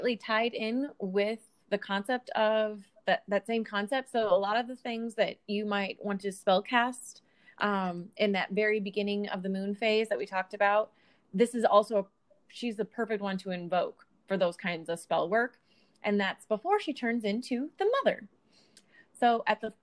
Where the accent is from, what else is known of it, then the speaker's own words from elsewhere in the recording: United States; the American in us